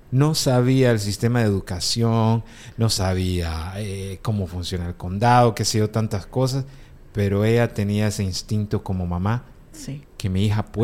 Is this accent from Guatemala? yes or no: yes; Guatemala; Guatemala, yo soy guatemalteco